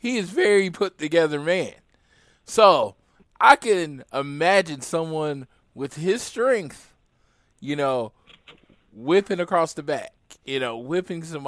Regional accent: Oklahoma, United States; I am from Oklahoma

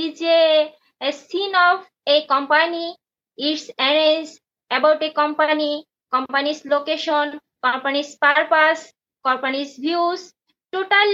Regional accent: Bangladesh; first language Bengali; English is a second language; from Bangladesh

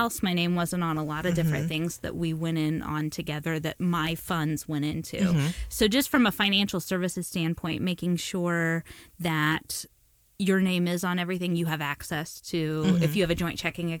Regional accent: New Castle, Indiana, United States; moved away as an adult; now in Warsaw, United States; Well, so I grew up in Newcastle, so that's like a hop and a skip from the studio.

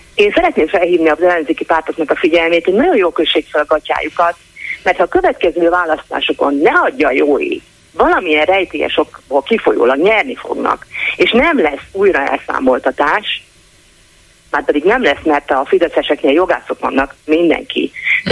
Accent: Szeged, Csongrád-Csanád, Hungary; szegedi vagyok

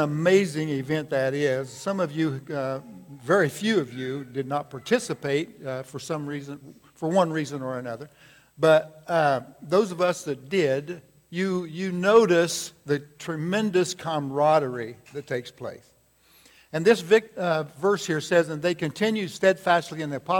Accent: United States; I have been born in this great country

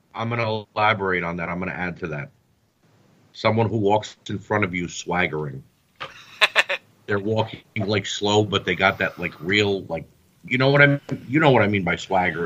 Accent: United States; I'm a United States citizen. I was born and raised in the United States.

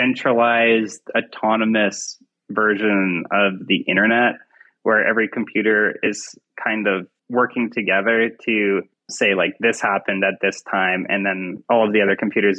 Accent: Canada; I am an artist from Canada

